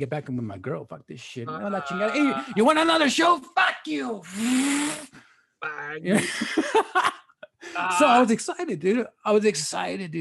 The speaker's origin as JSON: {"language": "English", "town": "Compton", "region": "California", "country": "United States", "said": "I'm from Compton."}